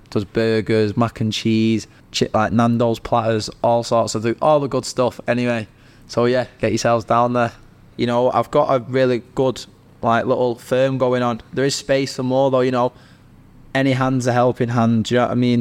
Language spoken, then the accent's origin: English; Manchester, North West England, United Kingdom; I'm from Manchester